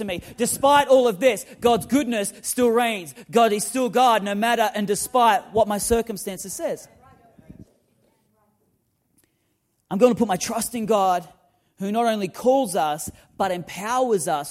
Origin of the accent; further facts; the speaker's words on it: Newcastle, New South Wales, Australia; moved away; growing up in Newcastle in Australia